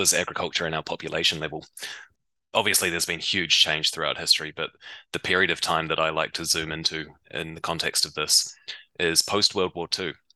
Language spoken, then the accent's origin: English; New Zealand; I grew up in New Zealand. You might be able to tell from my accent